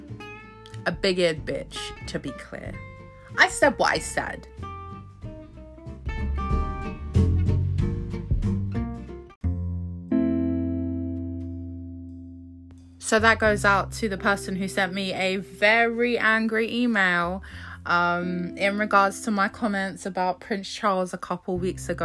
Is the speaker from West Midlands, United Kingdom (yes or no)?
no; Croydon, London, United Kingdom; I was born in Croydon. So it's just up the road